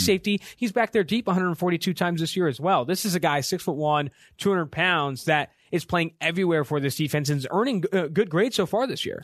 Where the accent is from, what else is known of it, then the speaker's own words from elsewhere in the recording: Oakland, California, United States; I'm from Oakland